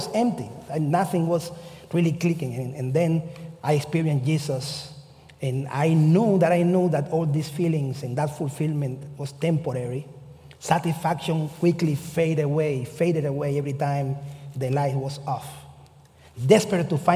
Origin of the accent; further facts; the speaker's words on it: Cuba; moved away as an adult; also born or lived in Kentucky, United States; now in United States; I come from the Methodist Church in Cuba. And when I came here, I was looking for the Methodist Church here in the United States